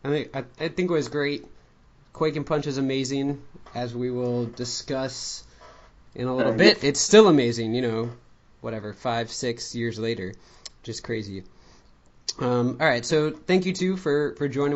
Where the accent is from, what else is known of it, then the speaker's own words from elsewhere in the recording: Long Island, New York, United States; where I grew up on Long Island